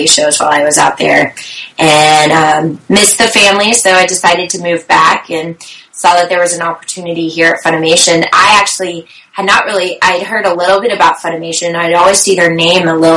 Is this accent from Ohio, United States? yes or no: no; Richardson, Texas, United States; moved away as an adult; also born or lived in Los Angeles; I was born and raised out here in Richardson, in North Dallas.